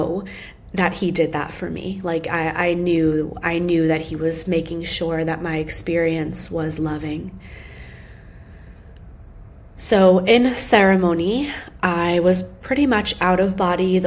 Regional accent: United States; when I was young, I grew up outside of New York City

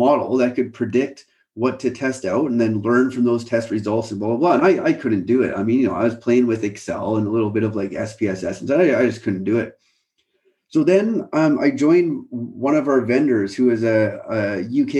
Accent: Canada; moved away as an adult; now in United Kingdom; I grew up in Canada

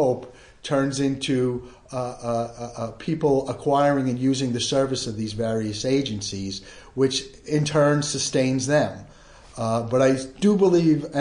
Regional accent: New York City, New York, United States; I grew up in the Bronx

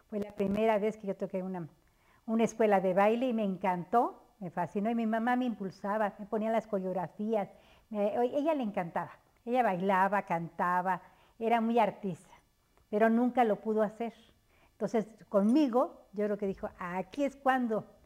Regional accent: Mexico City, Mexico; moved away as an adult; now in State of Mexico, Mexico; yo vivo, nací en el Distrito

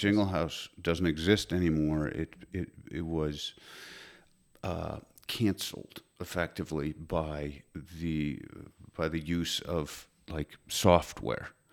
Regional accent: Connecticut, United States; also born or lived in New York; I'm from Connecticut

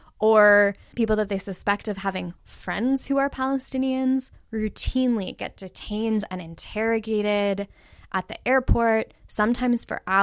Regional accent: Los Angeles, California, United States; now in Syracuse, United States; Jews like me, I was born in Los Angeles, California. I've lived in the U.S. my entire life

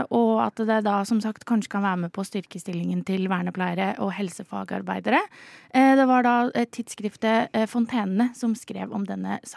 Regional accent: Halden, Østfold, Norway; Jeg er jo fra Østfold, jeg er fra Mås Eh, altså Halden, veldig nærme Sverige.

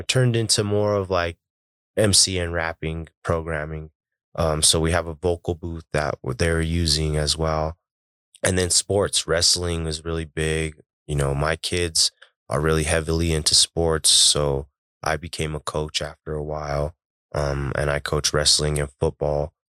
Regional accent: Denver, Colorado, United States; I was born and raised in Globeville.

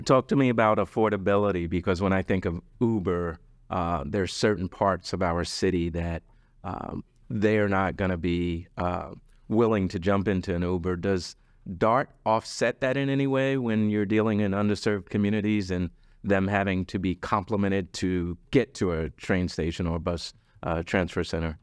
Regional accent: New York, United States; now in Dallas, United States; I'm originally from New York. It didn't hit me until I came to Dallas

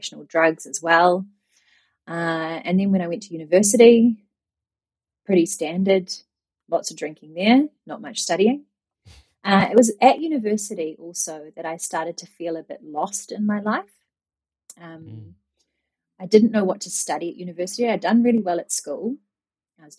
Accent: New Zealand; moved away as an adult; also born or lived in Japan; growing up in New Zealand, I had a very social upbringing

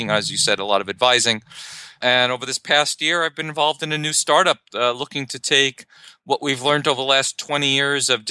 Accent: New York City, New York, United States; I grew up in Brooklyn, New York

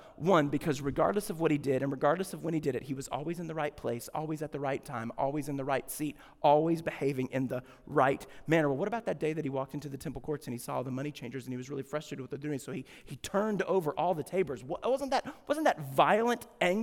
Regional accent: Deep South, United States; I grew up in the Deep South.

